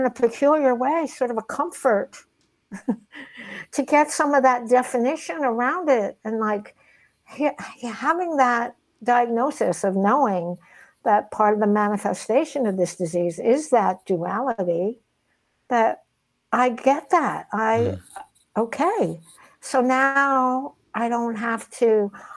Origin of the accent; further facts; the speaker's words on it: Nutley, New Jersey, United States; the way I grew up in Nutley, New Jersey in the 60s without a father